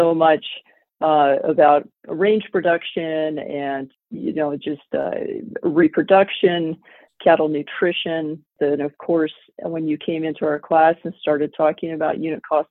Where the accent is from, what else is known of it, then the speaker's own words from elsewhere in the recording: Southwest Colorado, United States; moved away as an adult; also born or lived in Idaho; now in Hyannis, Nebraska, United States; I was an ag teacher in Southwest Colorado. That's where I grew up and raised my daughters